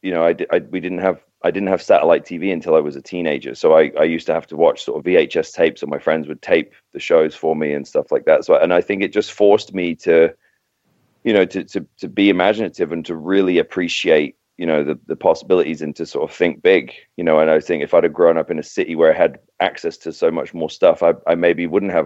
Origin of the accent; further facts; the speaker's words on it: Docking, East of England, United Kingdom; also born or lived in King's Lynn; now in United States; I was born in Kings Lynn, which is about 15 miles from from Docking, where I was. You know, I grew up, and um, yeah, my parents still live there